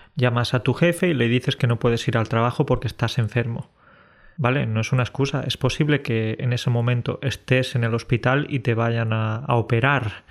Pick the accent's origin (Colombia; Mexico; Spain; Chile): Spain; Decir que somos españoles es una manera de justificar que por ser españoles ya podemos llegar tarde